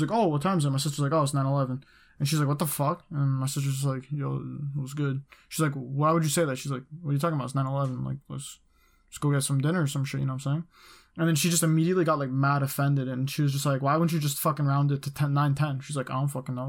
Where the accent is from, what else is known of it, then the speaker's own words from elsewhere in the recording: Canada; I'm from Canada